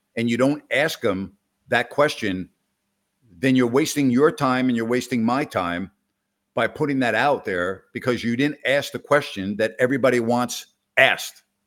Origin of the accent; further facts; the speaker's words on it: Syosset, New York, United States; we grew up five miles apart from one another on Long Island